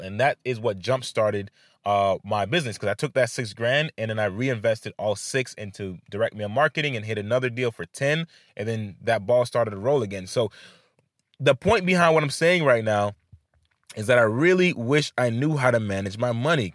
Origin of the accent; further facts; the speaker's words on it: Haiti; I come from Haiti